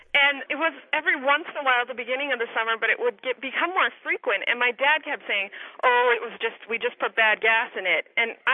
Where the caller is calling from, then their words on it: Hudson, Wisconsin, United States; I'm from Hudson, Wisconsin.